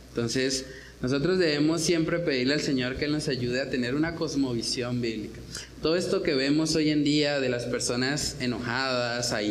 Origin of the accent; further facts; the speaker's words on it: Santander, Colombia; porque yo no me la dejo montar porque yo soy santandereano y porque a mí el que me la hace me la paga